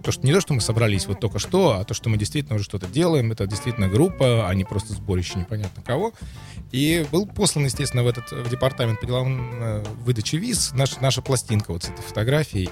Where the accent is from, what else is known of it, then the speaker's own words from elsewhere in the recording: Saint Petersburg, Russia; now in Germany; я из Петербурга